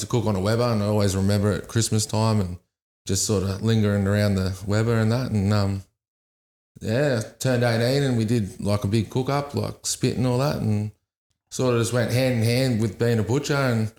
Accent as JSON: {"language": "English", "town": "Nowra", "region": "New South Wales", "country": "Australia", "said": "I'm from Nowra."}